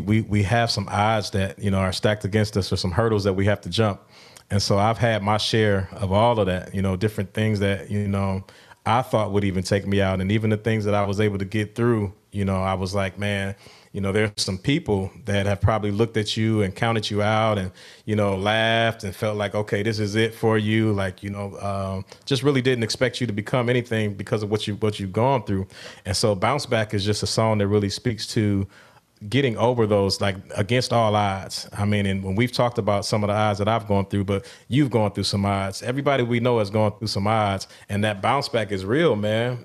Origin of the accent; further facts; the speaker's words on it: Milwaukee, Wisconsin, United States; my hometown of Milwaukee